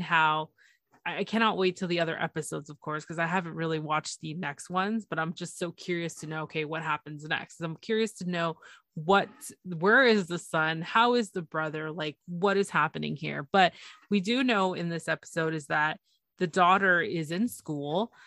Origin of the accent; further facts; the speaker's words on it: Toronto, Ontario, Canada; it's Toronto, it's my, it's my hometown.